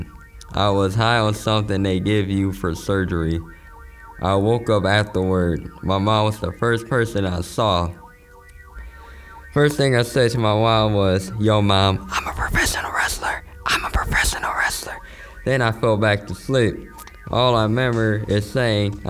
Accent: San Francisco, California, United States; I grew up in San Francisco. I moved here when I was about 5.

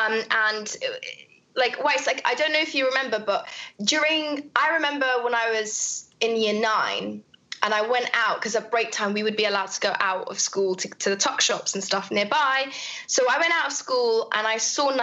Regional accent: London, United Kingdom; also born or lived in Kabul, Afghanistan / Peshawar, Pakistan / Saudi Arabia; I grew up in Camden Town

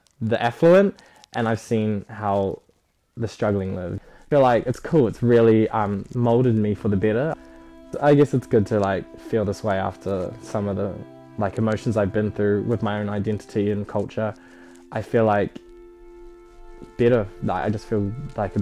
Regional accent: New Zealand; I do strongly identify as Kiwi as well as Samoan

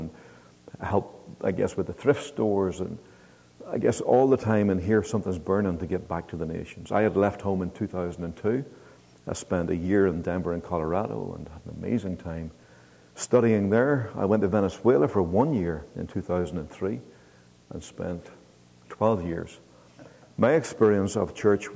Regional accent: Northern Ireland, United Kingdom; I'm from Northern Ireland

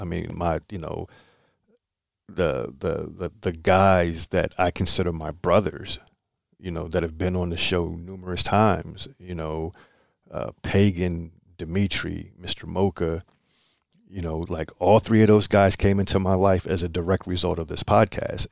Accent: Philadelphia, Pennsylvania, United States; I'm from Philly

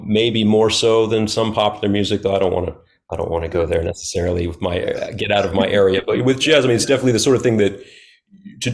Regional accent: New Orleans, Louisiana, United States; moved away as an adult; now in Texas, United States; I'm from New Orleans, and I've been in Texas for about 6 years.

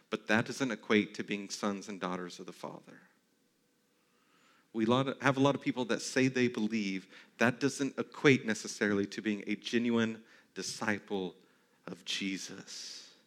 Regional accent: the South, United States; I default to Christianity because I grew up in the South.

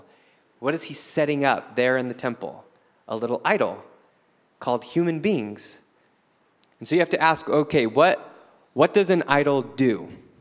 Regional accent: United States; I'm an American living in the 21st century

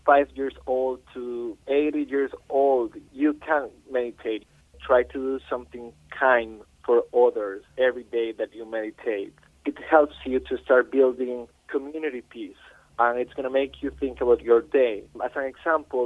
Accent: Costa Rica; now in Paris, France; I'm coming from Costa Rica

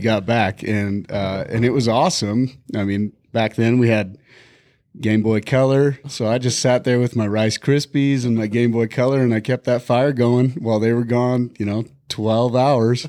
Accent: Bighorn Mountains, Wyoming, United States; now in Montana, United States; I grew up in the Bighorn Mountains.

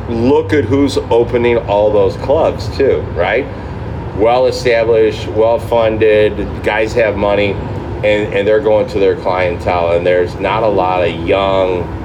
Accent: St. Louis, Missouri, United States; I'm from St. Louis, Missouri

